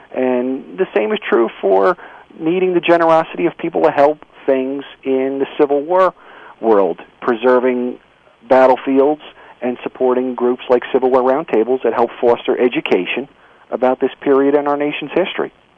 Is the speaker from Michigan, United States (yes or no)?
no; New Jersey, United States; I'm a lifelong New Jerseyan, born and bred in the Garden State